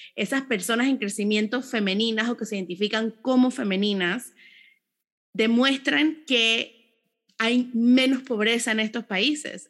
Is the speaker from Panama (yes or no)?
yes; Panama; personas panameñas orgullosas del, lugar donde nacimos